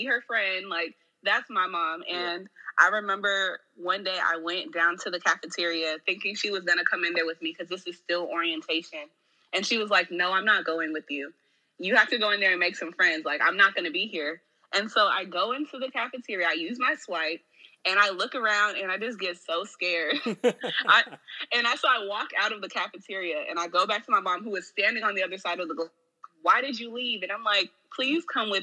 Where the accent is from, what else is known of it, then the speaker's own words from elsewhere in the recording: Portland, Oregon, United States; moved away as an adult; also born or lived in Atlanta, Georgia; when I left Portland, I turned 18 the day before classes started